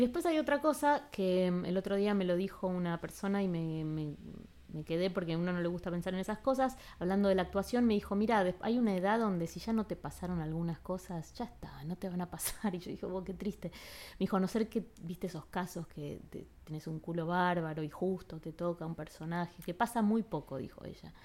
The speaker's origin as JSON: {"language": "Spanish", "country": "Argentina", "also_born_or_lived": "Los Angeles", "moved": "as an adult", "said": "soy de Argentina"}